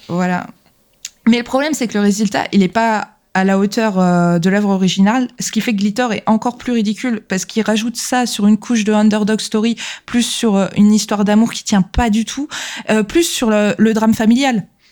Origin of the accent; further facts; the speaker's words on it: France; chez nous en France